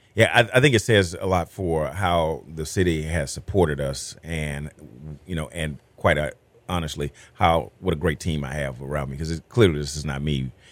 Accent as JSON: {"language": "English", "region": "Texas", "country": "United States", "said": "as a Texan"}